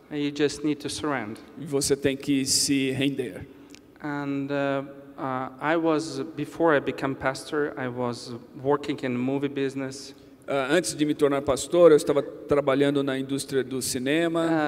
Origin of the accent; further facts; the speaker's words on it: Ukraine; born there; Portuguese is a second language; E eu nasci em um lugar muito especial. I was born in Ukraine. Eu nasci na Ucrânia. In 1988. Em 1988.